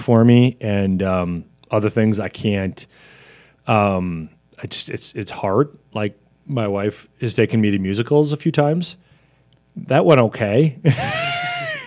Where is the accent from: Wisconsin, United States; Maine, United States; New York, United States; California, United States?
Wisconsin, United States; Janesville; when I was growing up in Janesville